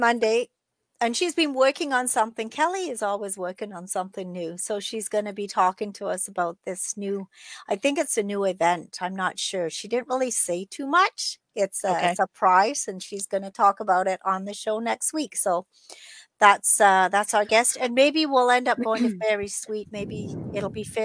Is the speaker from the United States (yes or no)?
no; England, United Kingdom; moved away; I'm from England